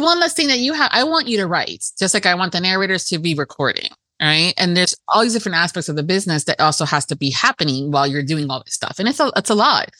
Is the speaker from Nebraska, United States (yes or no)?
no; Miami, Florida, United States; i am first generation american and we were very americanized in in my miami house